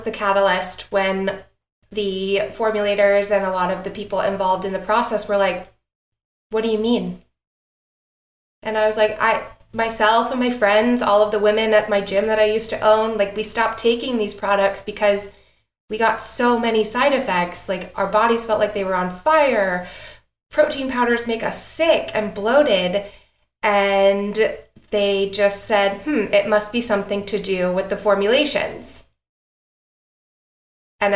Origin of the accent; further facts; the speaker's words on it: Atlanta, Georgia, United States; I am born and raised in Atlanta, Georgia, which is where Particle, our company, is located